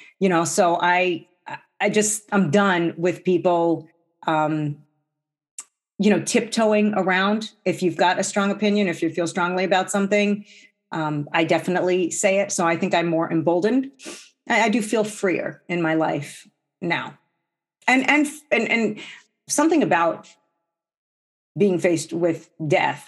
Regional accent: New Jersey, United States; now in Minnesota, United States; I grew up in New Jersey

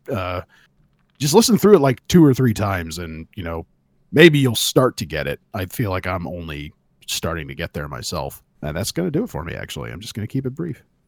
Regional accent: California, United States; where I grew up in California

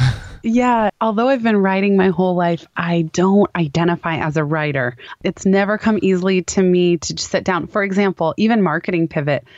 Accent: Palo Alto, California, United States; the company happened to be in my hometown of Palo Alto.

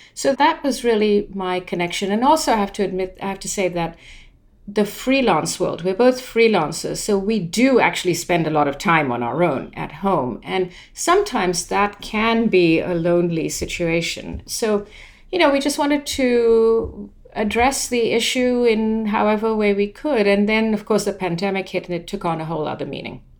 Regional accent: London, United Kingdom; moved away as an adult; also born or lived in India; now in United States; it started when I was very young and we moved from India to London

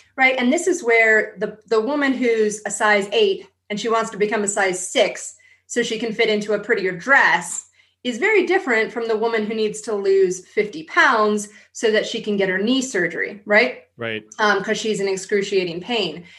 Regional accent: San Diego, California, United States; I grew up in San Diego.

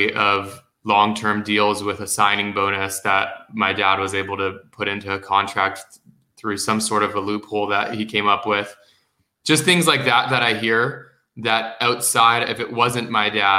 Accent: United States; also born or lived in Los Angeles, California / Palm Springs, California / Scottsdale, Arizona; I spent about the first 10 years of my life in and out of LA, in Los Angeles and outside of it in Palm Springs, before moving over to Scottsdale, and then lived in Scottsdale for the next 15 years of my life

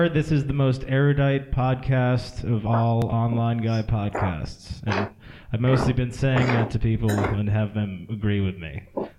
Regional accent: Miami, Florida, United States; like the trash that I was raised in Miami.

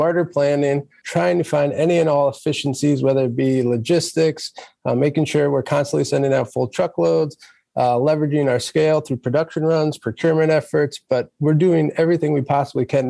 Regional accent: Philadelphia, Pennsylvania, United States; moved away; I'm originally from Philadelphia myself

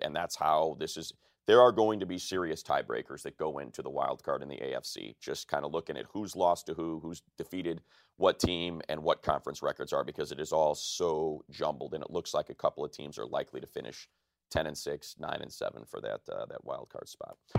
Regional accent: Chicago, Illinois, United States; I am originally from Chicago

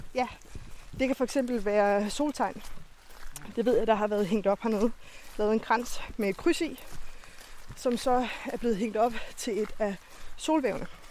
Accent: Lolland, Zealand, Denmark; Jeg er den eneste fra Lolland.

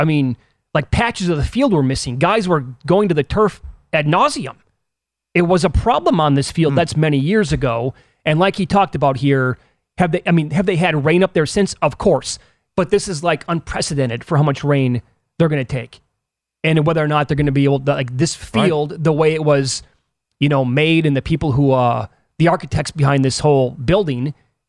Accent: Midwest, United States; moved away; So we're both from the Midwest.

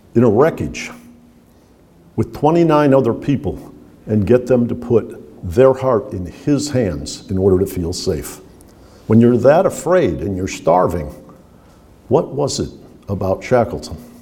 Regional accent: Detroit, Michigan, United States; In my childhood, which was in Detroit, Michigan

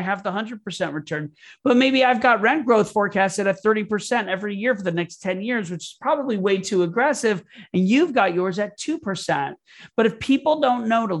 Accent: Florida, United States; I grew up in Florida

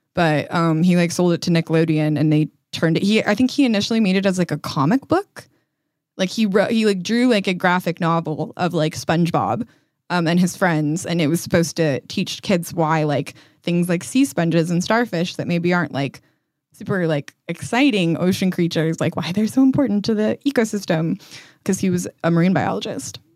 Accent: Colorado, United States; I grew up in Colorado

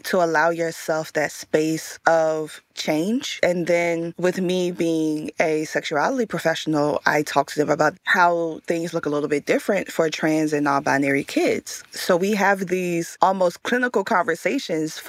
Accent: Richmond, Virginia, United States; Growing up in Richmond, Virginia

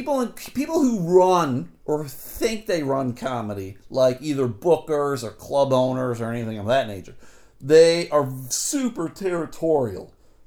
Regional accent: Michigan, United States; I just want to remind you, I'm the guy from Michigan. You know, I don't have any people.

